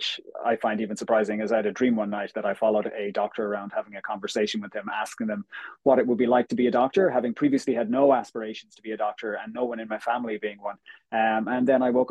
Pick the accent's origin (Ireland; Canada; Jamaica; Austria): Ireland; Galway, Connacht; moved away as an adult; also born or lived in United States / Australia; now in Dublin, Ireland; I'm originally from Galway in the west of Ireland, but currently live in Dublin